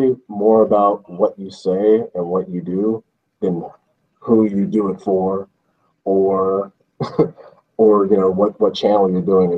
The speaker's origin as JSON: {"language": "English", "town": "Birmingham", "region": "Alabama", "country": "United States", "also_born_or_lived": "Dothan, Alabama", "said": "I'm from Birmingham, Alabama"}